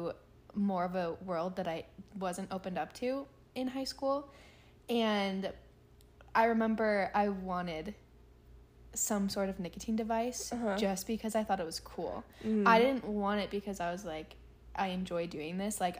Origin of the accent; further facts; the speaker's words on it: Northern California, United States; I grew up in Northern California